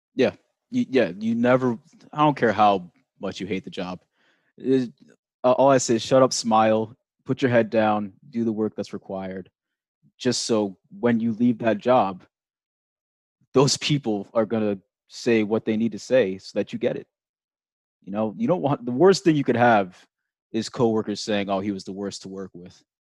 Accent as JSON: {"language": "English", "region": "New York", "country": "United States", "tie": "born or raised there", "also_born_or_lived": "Pennsylvania", "said": "I grew up in New York"}